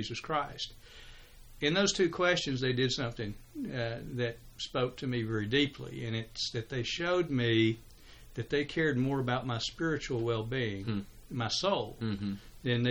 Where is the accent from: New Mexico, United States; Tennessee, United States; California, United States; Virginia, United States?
Tennessee, United States; Chattanooga; moved away as an adult; also born or lived in Augusta, Georgia; Chattanooga, Tennessee, which was my home